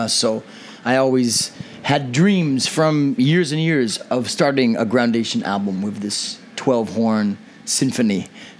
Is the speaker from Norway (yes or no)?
no; Pleasanton, California, United States; also born or lived in Livermore, California / Sonoma, California; I'm from the East Bay, okay. From Pleasanton